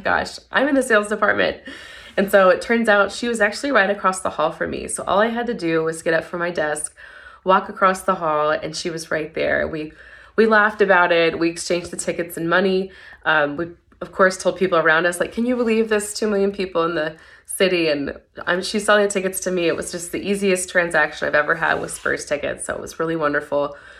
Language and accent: English; Tennessee, United States; moved away as an adult; also born or lived in Mississippi; now in San Antonio, United States; I'm not originally from San Antonio. I currently live here now, but I actually came here in 2011 I'm from Tennessee originally